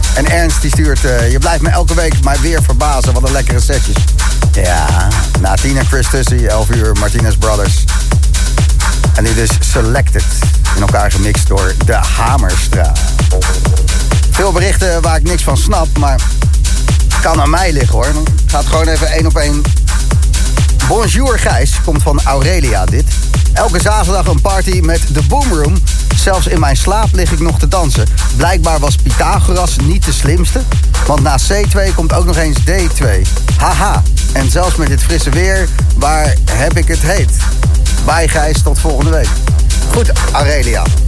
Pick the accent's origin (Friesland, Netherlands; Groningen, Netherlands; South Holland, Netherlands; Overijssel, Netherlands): South Holland, Netherlands; Zoetermeer; Ik ben in Zoetermeer opgegroeid